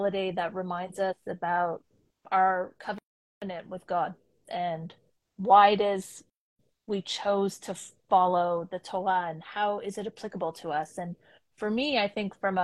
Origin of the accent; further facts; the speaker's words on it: Toronto, Ontario, Canada; moved away as an adult; now in Israel; about 34 years in Toronto, Canada